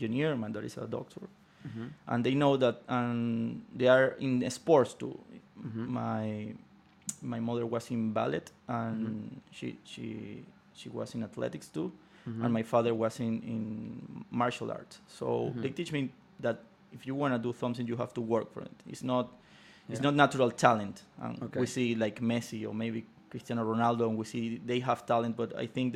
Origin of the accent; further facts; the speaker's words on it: Venezuela; Growing up in Venezuela